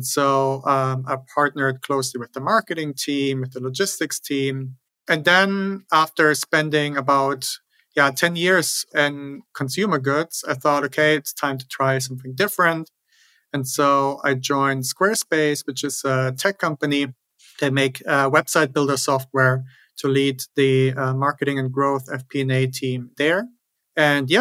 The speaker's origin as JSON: {"language": "English", "country": "Germany", "tie": "born or raised there", "also_born_or_lived": "Switzerland / New York City", "moved": "as an adult", "lives_now": "United States", "said": "Originally, I'm from Germany. That's where I grew up."}